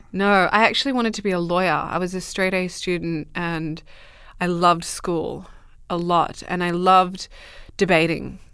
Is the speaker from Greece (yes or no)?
no; Australia; moved away; also born or lived in Dubbo, New South Wales; I grew up in Australia, in the middle of Western Australia.